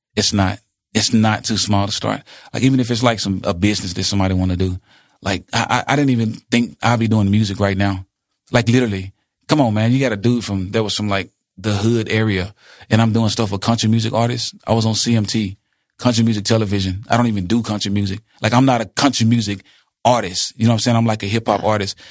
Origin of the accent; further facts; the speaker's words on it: Jackson, United States; Jackson, my hometown